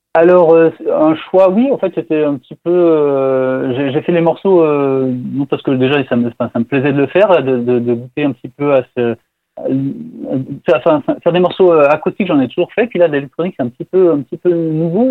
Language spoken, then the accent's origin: French; France; je suis français